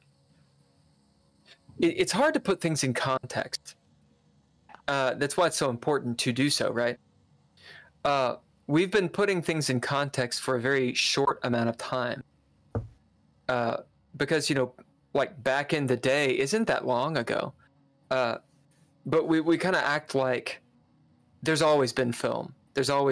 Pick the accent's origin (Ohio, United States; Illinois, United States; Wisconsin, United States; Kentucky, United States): Kentucky, United States; I'm from Kentucky